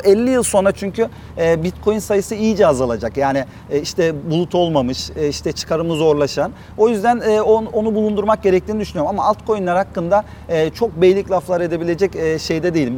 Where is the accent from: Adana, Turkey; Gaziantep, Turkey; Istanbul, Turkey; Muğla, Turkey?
Adana, Turkey; Adanalı olmaktan gurur duyuyorum.